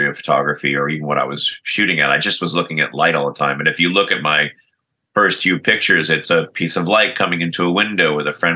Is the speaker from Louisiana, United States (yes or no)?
no; Lockport, New York, United States; As a kid growing up in Western New York, Lockport, New York, suburb of Niagara Falls, Buffalo